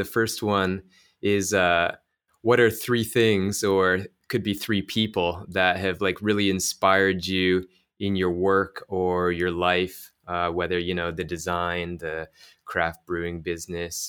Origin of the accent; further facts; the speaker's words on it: Toronto, Ontario, Canada; I'm from Toronto